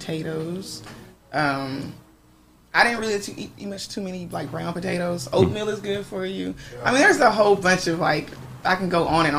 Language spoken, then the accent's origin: English; Dallas, Texas, United States; now in California, United States; I'm from Texas.